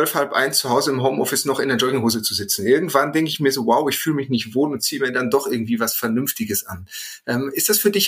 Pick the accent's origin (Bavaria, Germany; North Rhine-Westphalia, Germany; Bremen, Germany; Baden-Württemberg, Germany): North Rhine-Westphalia, Germany; Bochum; und ich komme aus Bochum.